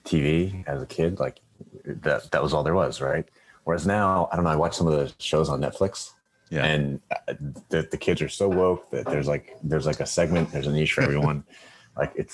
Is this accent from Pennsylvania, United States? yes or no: yes; Upper Marion / Wissahickon, Pennsylvania, United States; moved away as an adult; also born or lived in Penn State; now in Singapore; So I moved from Upper Marion. So I came to the district